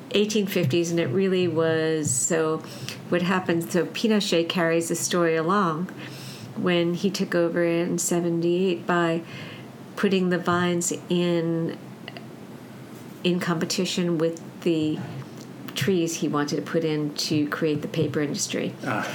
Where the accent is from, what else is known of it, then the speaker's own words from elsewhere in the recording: New York City, New York, United States; also born or lived in Long Island, New York; I grew up in Brooklyn and on, and on Long Island